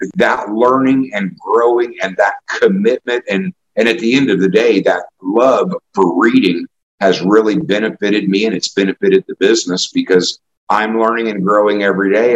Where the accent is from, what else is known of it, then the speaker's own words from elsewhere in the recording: Indianapolis, Indiana, United States; also born or lived in Kokomo, Indiana; I, I, grew up in indianapolis